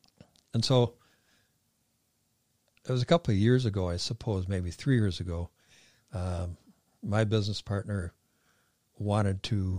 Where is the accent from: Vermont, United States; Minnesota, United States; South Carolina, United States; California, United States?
Minnesota, United States; Hutchinson; But, you know, we're all from the Hutchinson area. We all have our families here